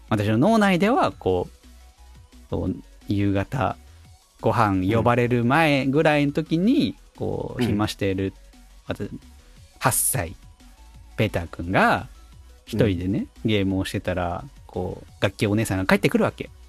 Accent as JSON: {"language": "Japanese", "region": "Tokyo", "country": "Japan", "tie": "born or raised there", "said": "私、まあ、結構田舎で生まれ育った風な、あの、キャラクターをしてますけど、実は東京で育ってた期間もあって"}